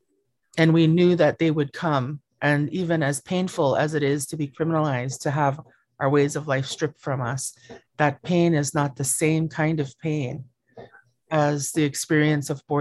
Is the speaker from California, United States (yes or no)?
no; Southeast Alaska, United States; I come from Qihkwan in the heart of Tlingit Ani in Southeast Alaska